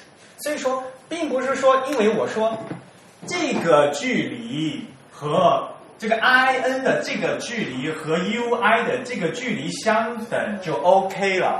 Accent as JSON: {"language": "Chinese", "country": "China", "said": "因为我们都是中国人，大家都对这个，其实中国人写字很厉害的"}